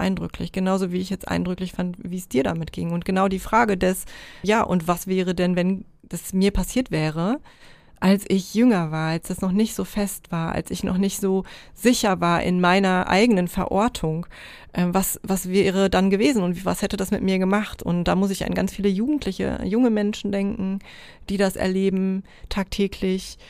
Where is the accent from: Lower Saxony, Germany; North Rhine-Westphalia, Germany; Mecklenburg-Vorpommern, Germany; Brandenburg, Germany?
North Rhine-Westphalia, Germany; moved away as an adult; now in East Frisia, Germany; als äh, irgendwie privilegierte deutsche äh, Nordrhein-Westfalen